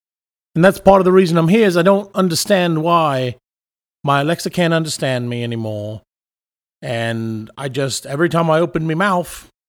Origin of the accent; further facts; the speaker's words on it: South Carolina, United States; It's not correct, actually. I'm from South Carolina down here in the States.